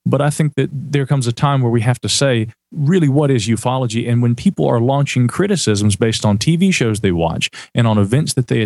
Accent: the South, United States; accent: Southern; my Southern accent

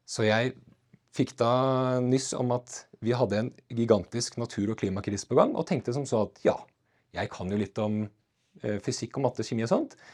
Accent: Gjøvik, Innlandet, Norway; born there; jeg er eh, født eh, på Gjøvik sykehus eh, og bodde

